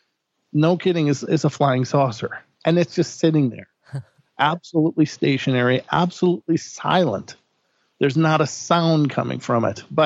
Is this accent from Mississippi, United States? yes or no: no; Minnesota, United States; moved away as an adult; now in Idaho, United States; I'm from Minnesota